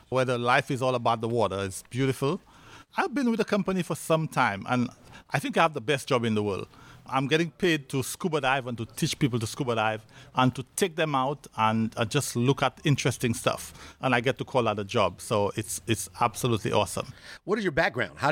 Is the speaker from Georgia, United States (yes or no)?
yes; Decatur, Georgia, United States; I grew up in Decatur, Georgia.